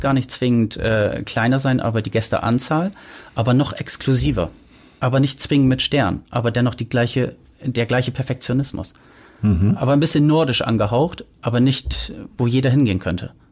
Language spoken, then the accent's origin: German; Delmenhorst, Lower Saxony, Germany; also born or lived in Bremen / Travemünde; now in Hamburg, Germany; ich komme aus Delmenhorst, habe dann in Bremen gewohnt